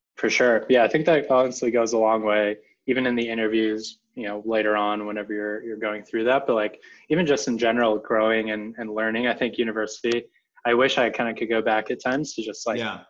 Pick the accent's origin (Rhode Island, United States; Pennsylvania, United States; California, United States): California, United States; Silicon Valley; growing up in the Silicon Valley